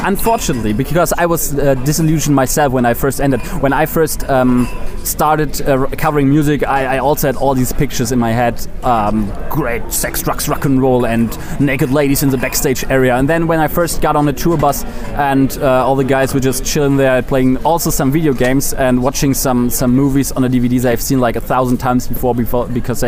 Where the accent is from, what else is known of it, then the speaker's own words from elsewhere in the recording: Germany; I'm from Germany